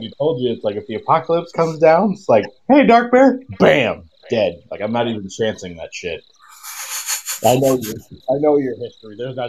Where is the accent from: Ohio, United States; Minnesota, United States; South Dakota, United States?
South Dakota, United States; now in California, United States; I was born and raised in South Dakota.